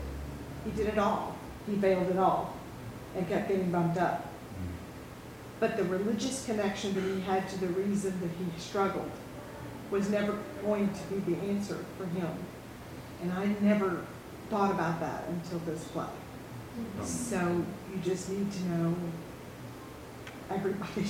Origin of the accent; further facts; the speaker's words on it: Bardstown, Kentucky, United States; we're from Kentucky. More importantly, Bardstown, Kentucky, the bourbon capital of the world